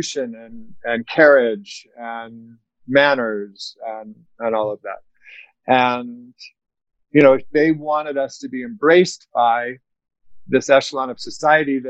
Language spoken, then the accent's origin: English; the South, United States; I grew up in the South